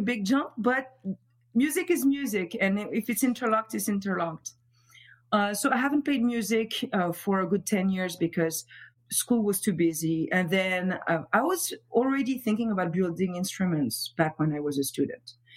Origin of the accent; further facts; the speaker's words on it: Montfermeil, Île-de-France, France; accent: French; English is a second language; moved away as an adult; also born or lived in Paris; now in Providence, United States; I'm from Montfermeil, which is right outside of Paris, and uh, so uh, mostly like grew up there, studied in Paris